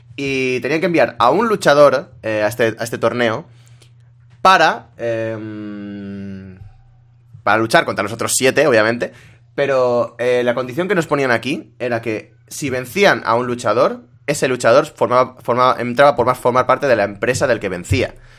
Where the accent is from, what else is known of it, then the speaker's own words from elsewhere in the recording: La Vall d'Uixó, Valencian Community, Spain; En mi pueblo, lo más eh, así turístico que hay son eh, las cuevas de San Josep